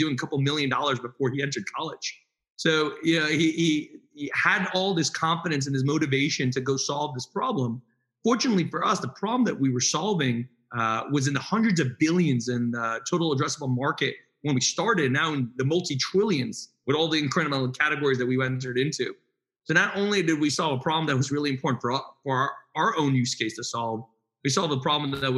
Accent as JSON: {"language": "English", "region": "New Jersey", "country": "United States", "said": "So, our first day of college, uh, Yakir and I went to Drexel I moved from North Jersey. He moved from South Jersey, which was a shorter commute from him."}